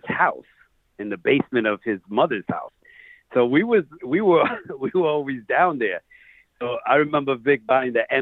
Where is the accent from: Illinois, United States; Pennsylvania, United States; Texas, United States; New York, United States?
New York, United States; New York City; I grew up in Queens